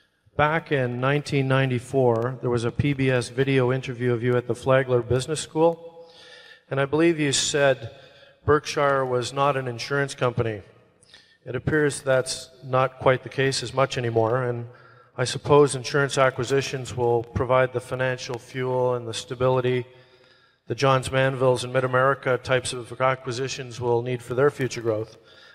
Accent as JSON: {"language": "English", "town": "London", "region": "Ontario", "country": "Canada", "said": "I'm from London, Ontario."}